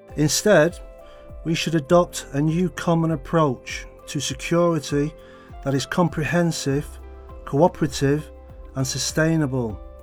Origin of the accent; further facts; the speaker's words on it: United Kingdom; now in Beijing, China; from the United Kingdom and I work in the education sector in Beijing